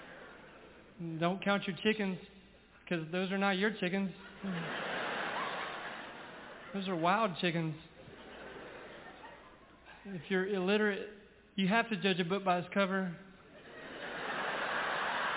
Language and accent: English; Ragland, Alabama, United States; Growing up in Ragland, our house had poison ivy growing all over it